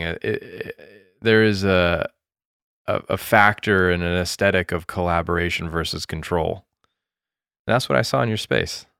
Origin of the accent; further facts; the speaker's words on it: United States; also born or lived in Japan; being an American